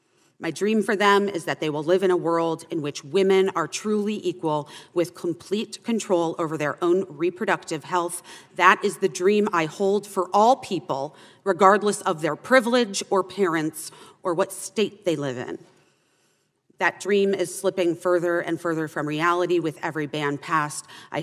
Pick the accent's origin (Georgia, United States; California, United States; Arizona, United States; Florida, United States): Arizona, United States; born or raised there